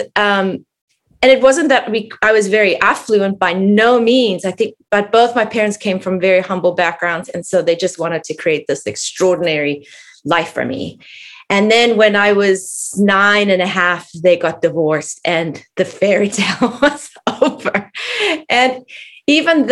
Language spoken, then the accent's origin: English; South Africa; I grew up in South Africa